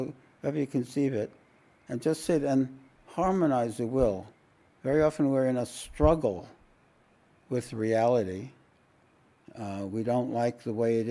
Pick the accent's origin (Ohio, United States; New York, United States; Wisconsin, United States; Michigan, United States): New York, United States; New York City; I grew up in Williamsburg, Brooklyn, where the Satmar Hasidim were.